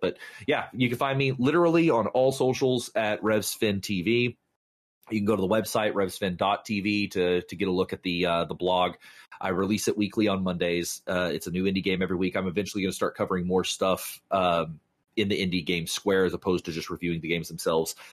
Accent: the South, United States; I was raised in the South

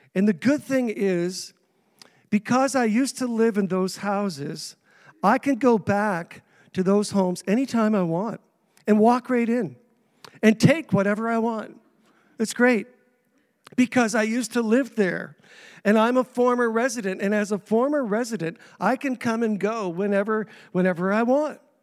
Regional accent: Saint John, New Brunswick, Canada; also born or lived in Indianapolis; now in Grand Manan, Canada; I was three years old when my parents moved me to Saint John against my will

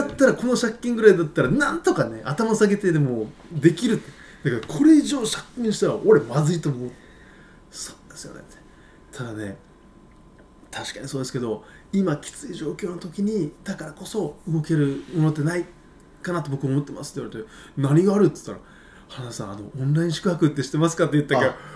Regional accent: Kumamoto, Japan; now in Beppu, Japan; 俺あの熊本出身なんで

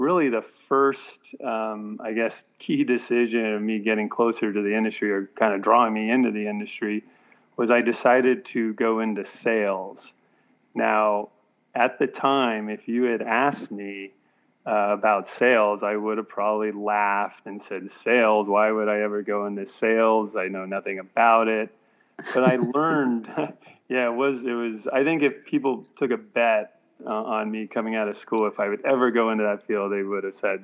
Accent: Cupertino, California, United States; I grew up in Cupertino, California, which is part of the San Francisco Bay Area

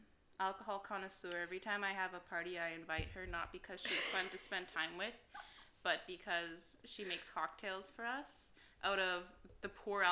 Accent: Alberta, Canada; moved away as an adult; also born or lived in Edmonton; now in Montreal, Canada; I am an Alberta cowgirl. I don't know. Because I'm from Alberta

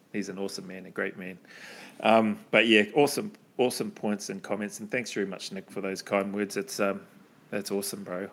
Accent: New Zealand; moved away; I'm from New Zealand.

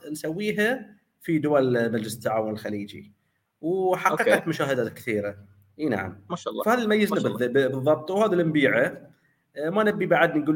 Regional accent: Bahrain; فلذلك احنا من البحرين من المدن الصغيره

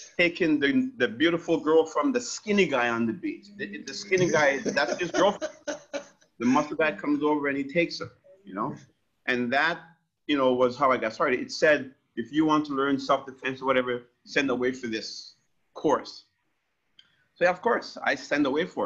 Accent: Jamaica; now in Windsor, Canada; I'm Jamaican, 100% grade

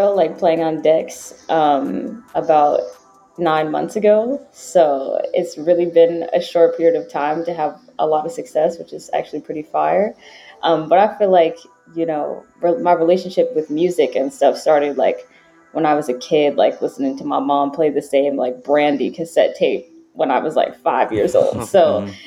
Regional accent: upstate New York, United States; I'm from upstate New York, actually, which is like, I'm from kind of like the burbs

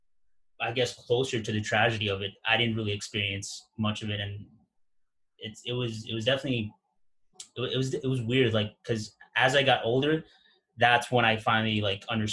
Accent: New York, United States; growing up in New York

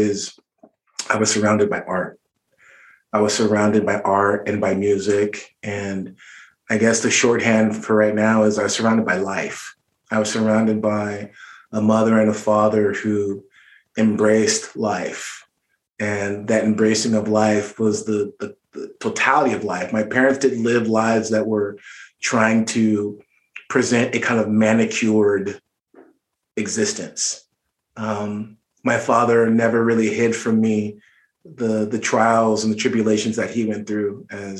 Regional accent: Orange County, Southern California, United States; I grew up in Orange County, which is a suburb in Southern California

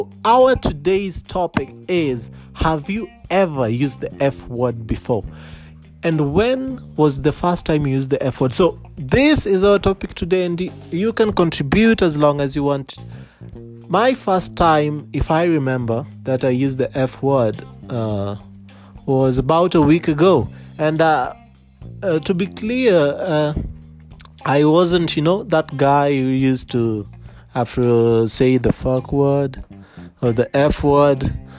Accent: India; now in Nairobi, Kenya; And I am from Parklands, that's Nairobi, I am originally from India.

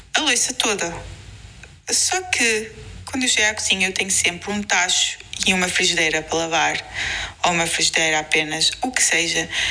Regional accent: Lisbon, Portugal; somos de Lisboa

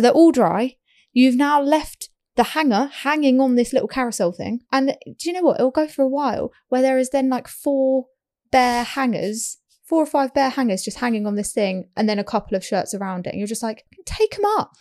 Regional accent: United Kingdom; We are British

